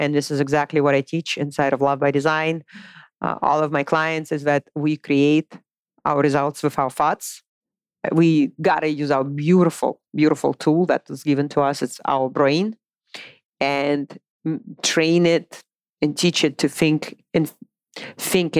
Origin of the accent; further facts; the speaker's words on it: Moscow, Russia; English is a second language; moved away as an adult; also born or lived in Boise, Idaho; now in United States; I was born and raised in Moscow, Russia